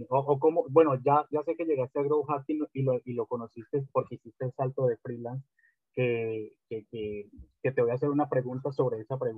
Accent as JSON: {"language": "Spanish", "town": "Barcelona", "region": "Catalonia", "country": "Spain", "said": "soy de Barcelona."}